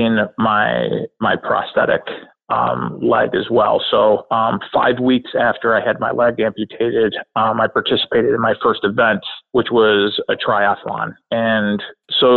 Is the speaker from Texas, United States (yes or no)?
no; Rochester, New York, United States; now in Canandaigua, United States; I was born and raised in Rochester, New York